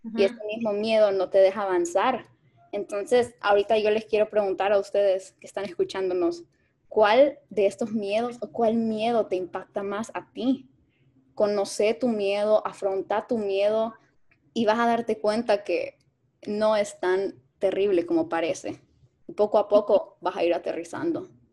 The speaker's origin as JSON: {"language": "Spanish", "country": "El Salvador", "also_born_or_lived": "Mexico", "moved": "yes", "said": "Yo soy salvadoreña, estudié en México"}